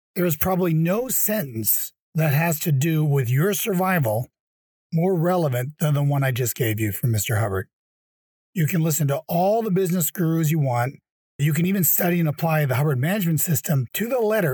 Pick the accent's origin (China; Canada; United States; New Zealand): Canada; moved away; my home country, Canada